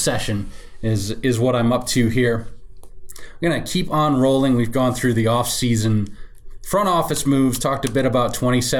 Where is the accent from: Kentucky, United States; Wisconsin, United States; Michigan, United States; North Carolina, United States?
Wisconsin, United States; Wausau; now in Chicago, United States; I was born in Wausau, Wisconsin